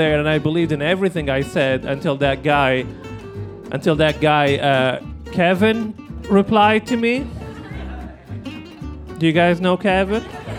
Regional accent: Libya; now in Portland, United States; I'm originally from Libya, which is a place that shows up if you Google it.

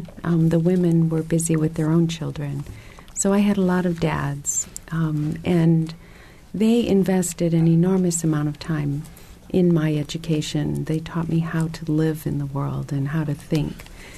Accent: DR Congo; When I was growing up in the Congo, I had occasion to observe many different types of international development.

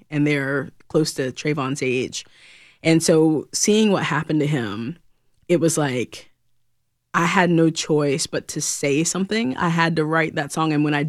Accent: North Carolina, United States; anytime I get to play back home, North Carolina is my home state, born and raised. So anytime I'm back home, it's always a blast.

